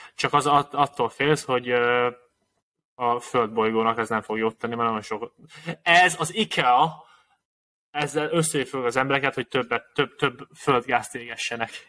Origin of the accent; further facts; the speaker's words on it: Hungary; magyarok vagyunk mindannyian